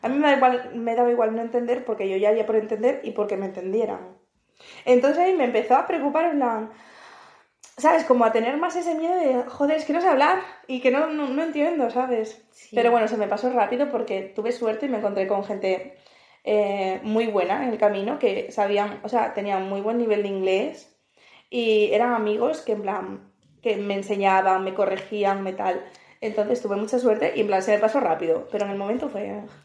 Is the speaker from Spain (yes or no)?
yes; Spain; moved away as an adult; now in Malta